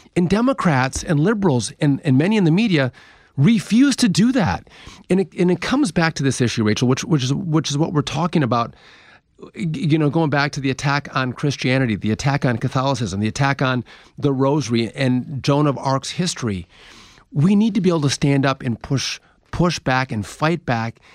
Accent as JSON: {"language": "English", "region": "Wisconsin", "country": "United States", "said": "I'm from Wisconsin"}